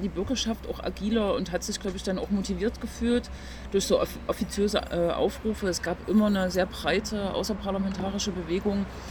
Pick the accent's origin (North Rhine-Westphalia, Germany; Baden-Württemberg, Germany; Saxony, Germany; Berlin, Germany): Saxony, Germany; Leipzig; Ich bin gebürtige Leipzigerin